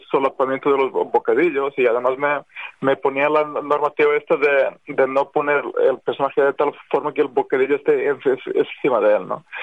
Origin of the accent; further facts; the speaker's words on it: Spain; moved away as an adult; Y yo soy español, o sea, oficialmente soy, soy español, tengo el pasaporte desde hace muchísimos años